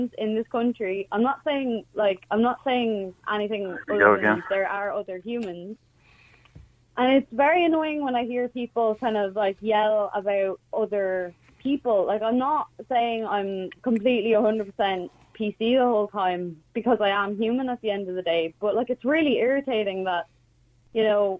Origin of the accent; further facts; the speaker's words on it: Ireland; we don't want to do as Irish people